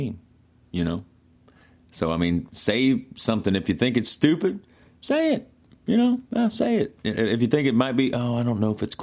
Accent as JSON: {"language": "English", "region": "Mississippi", "country": "United States", "tie": "born or raised there", "said": "where I grew up in Mississippi."}